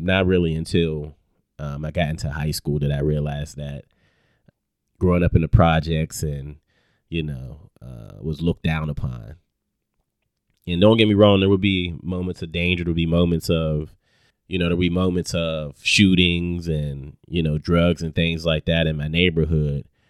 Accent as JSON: {"language": "English", "town": "Pittsburgh", "region": "Pennsylvania", "country": "United States", "tie": "born or raised there", "also_born_or_lived": "Lincoln University, Pennsylvania", "moved": "as an adult", "lives_now": "Atlanta, United States", "said": "born and raised in Pittsburgh"}